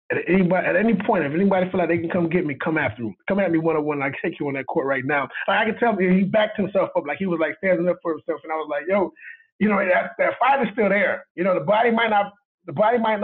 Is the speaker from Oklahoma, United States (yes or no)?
no; Miami, Florida, United States; I'm from Miami.